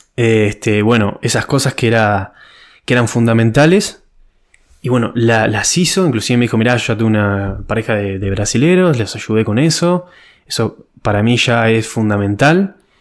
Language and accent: Spanish; Uruguay; moved away as an adult; now in Ireland; en mi país Uruguay